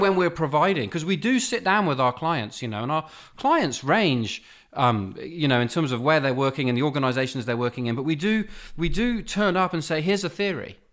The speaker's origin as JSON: {"language": "English", "country": "United Kingdom", "accent": "British", "moved": "yes", "said": "My charming British accent."}